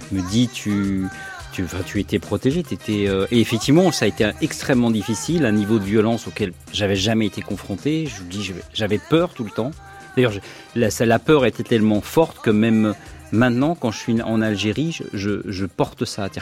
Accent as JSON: {"language": "French", "country": "France", "said": "il me dit, t'es quoi toi bah, Je suis français."}